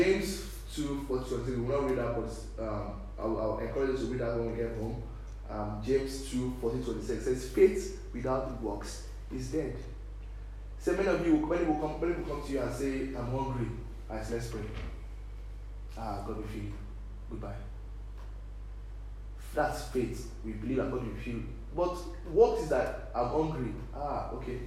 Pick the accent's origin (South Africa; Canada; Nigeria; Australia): Nigeria; now in Ireland; we Nigerians, we live in Ireland here.